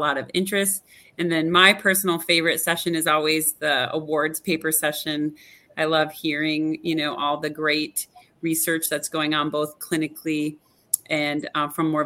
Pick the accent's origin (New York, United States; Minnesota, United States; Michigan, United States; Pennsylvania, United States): Michigan, United States; Upper Peninsula of; now in Dallas, United States; I am actually from the Upper Peninsula of Michigan